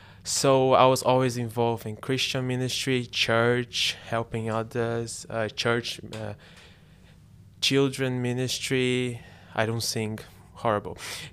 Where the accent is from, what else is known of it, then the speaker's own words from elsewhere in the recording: Brazil; English is a second language; now in London, United Kingdom; I'm originally from Brazil. Sorry for my accent. I'm studying at Greenwich University in London.